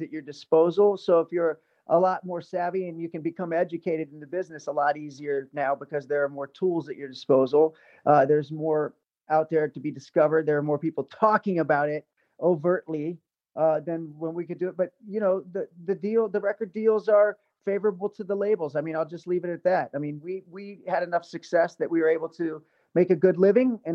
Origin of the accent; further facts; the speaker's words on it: Ohio, United States; also born or lived in New York / Los Angeles; now in Las Vegas, United States; my hometown in Ohio